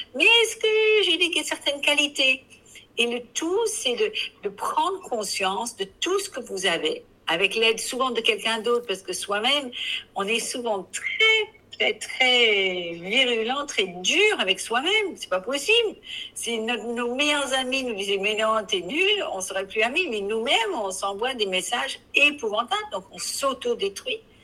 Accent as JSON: {"language": "French", "region": "England", "country": "United Kingdom", "accent": "English", "second_language": "French", "moved": "yes", "lives_now": "France", "said": "je suis anglaise"}